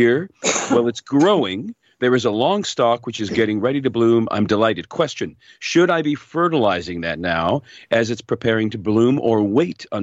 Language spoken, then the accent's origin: English; Hamilton, Ontario, Canada; moved away as an adult; now in Collingwood, Canada; My wife and I both born and raised in Hamilton